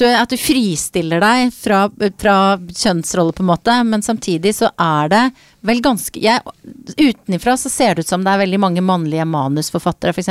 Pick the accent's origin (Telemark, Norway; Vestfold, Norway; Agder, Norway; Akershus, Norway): Akershus, Norway; Jessheim; jeg er oppvokst på Jessheim